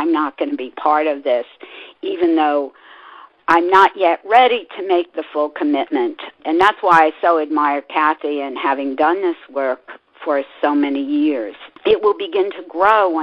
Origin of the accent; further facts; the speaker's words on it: New York, United States; I was raised in New York